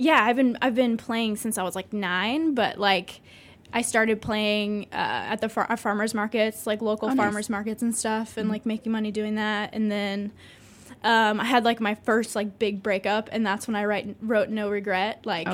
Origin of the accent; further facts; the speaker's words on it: Champaign, Illinois, United States; I am from Champaign. Oh yeah, Champaign. And yeah, I was born and raised there